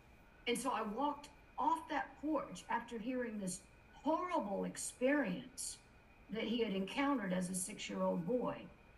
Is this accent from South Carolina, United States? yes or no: yes; South Carolina, United States; And you mentioned I'm from South Carolina, so I've got good Southern manners.